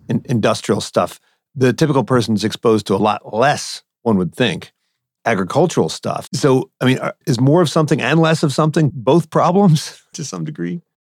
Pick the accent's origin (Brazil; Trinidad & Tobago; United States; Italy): United States; East Coast; now in West Coast, United States; I grew up on the East Coast